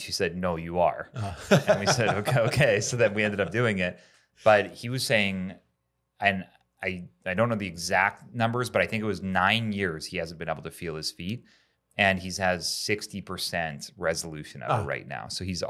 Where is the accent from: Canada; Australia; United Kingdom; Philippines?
Canada; I'm from Canada.